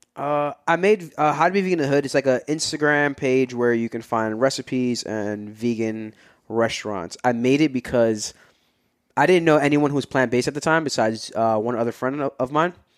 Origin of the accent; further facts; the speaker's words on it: New York City, New York, United States; moved away as an adult; also born or lived in Brooklyn / Upper Manhattan; now in New Jersey, United States; born and raised in Queens, but I, I lived all over. I've lived different parts of Brooklyn. I lived in Upper Manhattan for a little bit, and now I'm in Jersey